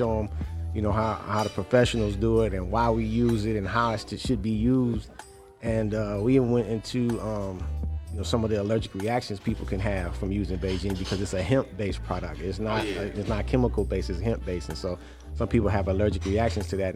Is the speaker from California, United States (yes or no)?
no; Detroit, Michigan, United States; I'm from Detroit.